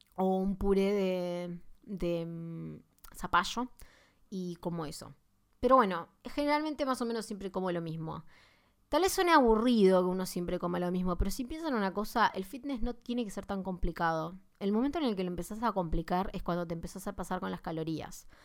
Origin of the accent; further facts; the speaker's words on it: Argentina; vivimos en Argentina, por si no saben, soy de Argentina